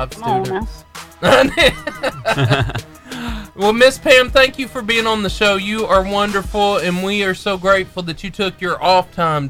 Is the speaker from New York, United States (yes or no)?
no; Arab, Alabama, United States; I am from Arab. Yeah. I'm a graduate of Arab